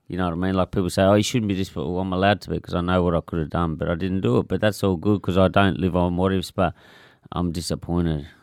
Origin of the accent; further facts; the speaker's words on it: Clarendon, Tasmania, Australia; growing up in Clarendon